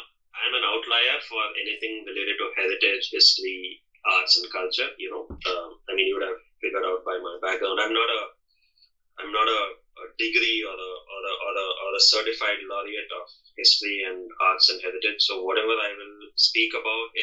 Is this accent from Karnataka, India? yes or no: yes; Bangalore, Karnataka, India; I hail from Bangalore, which is in the southern area of India